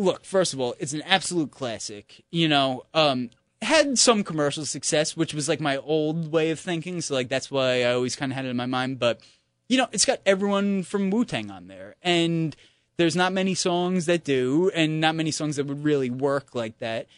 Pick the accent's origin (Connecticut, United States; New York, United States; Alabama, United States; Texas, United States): New York, United States; as a New Yorker